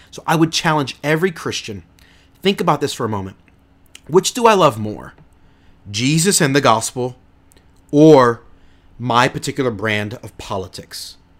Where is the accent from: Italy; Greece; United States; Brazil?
United States; me as an American